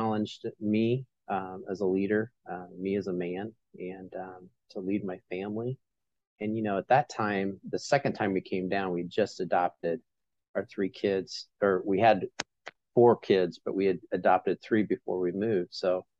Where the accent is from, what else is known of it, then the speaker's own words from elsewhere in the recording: Illinois, United States; moved away as an adult; also born or lived in Iowa / South Carolina / Chicago / Lincoln; I originally grew up in Illinois, lived in Illinois until I got married, and then lived in Iowa and South Carolina